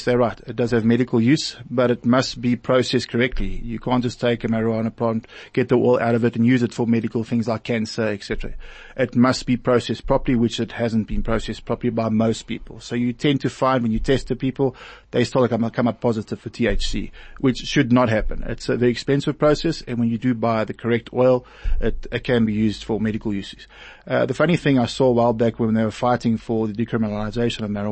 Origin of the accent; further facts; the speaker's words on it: East Rand, Germiston and Boksburg area, Gauteng, South Africa; I come from the Wild East Rand, Germiston and Boksburg area